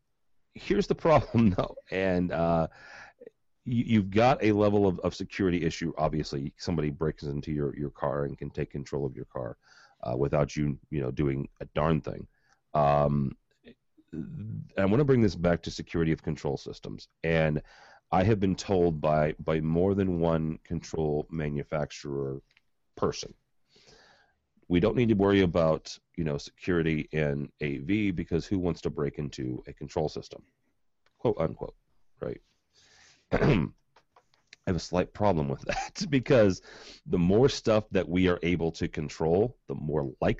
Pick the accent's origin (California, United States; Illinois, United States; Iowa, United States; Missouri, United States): Missouri, United States; St. Louis; This actually happened in my hometown. {S8} Oh, really? {S6} They physically did this in St. Louis.